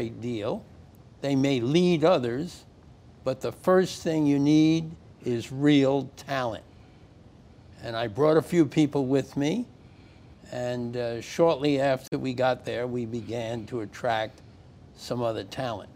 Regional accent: New York, United States; I was born in New York in the early in the last century, and went to school here

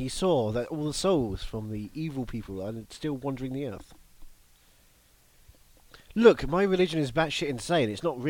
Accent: England, United Kingdom; I'm English.

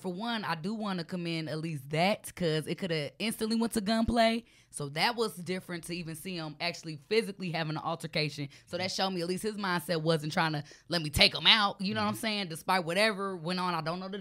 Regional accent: Dayton, Ohio, United States; Dayton, Ohio, y'all. Born and raised.

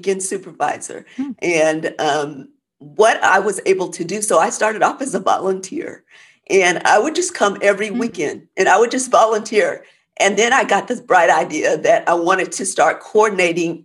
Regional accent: Oklahoma, United States; moved away as an adult; now in Texas, United States; I grew up in Oklahoma

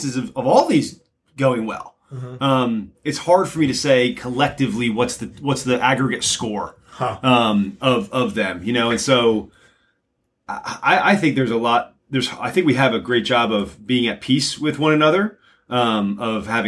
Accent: New Jersey, United States; I'm Dutch. I grew up in North Jersey, melting pot of communities.

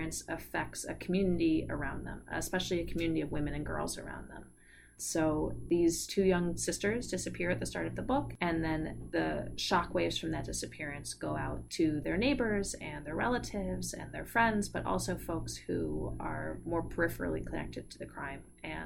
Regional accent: Montclair, New Jersey, United States; moved away; when I was growing up in Montclair

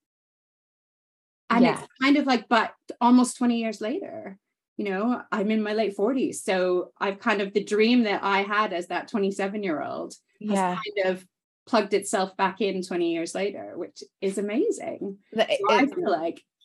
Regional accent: Canada; moved away as an adult; also born or lived in United Kingdom; now in London, United Kingdom; I grew up in Canada, but kind of always spent time in both

